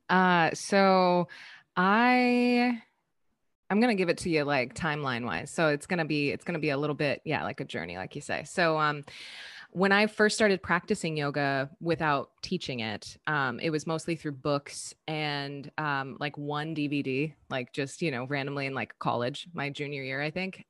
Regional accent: Southern California, United States; moved away as an adult; also born or lived in Colorado; now in San Francisco, United States; I'm originally from Southern California, and I say I'm from San Francisco now because that is home

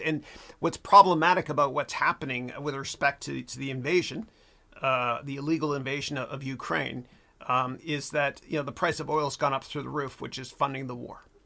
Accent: Mississauga, Ontario, Canada; moved away; my hometown of Mississauga in Canada

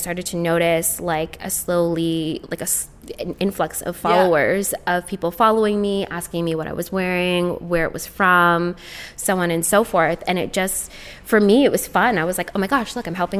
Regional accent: Toronto, Ontario, Canada; I am from Toronto

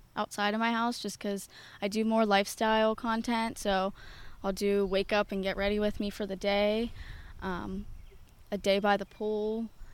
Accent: North Huntingdon, Pennsylvania, United States; from North Huntington, Pennsylvania, born and raised there

